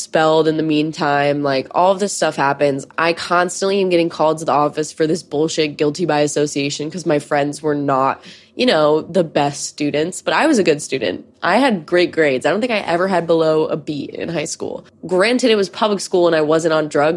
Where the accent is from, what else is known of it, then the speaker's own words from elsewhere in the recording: near Sandy Hook, Connecticut, United States; I grew up near Sandy Hook.